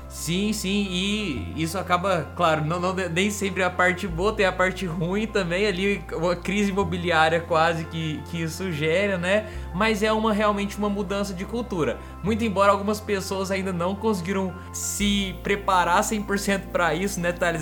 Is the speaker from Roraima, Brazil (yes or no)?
no; Minas Gerais, Brazil; eu que sou de Minas Gerais